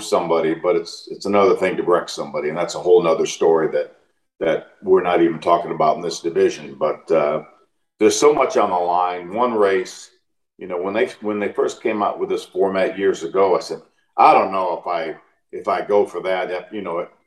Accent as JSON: {"language": "English", "town": "Detroit", "region": "Michigan", "country": "United States", "tie": "born or raised there", "said": "I grew up in Detroit."}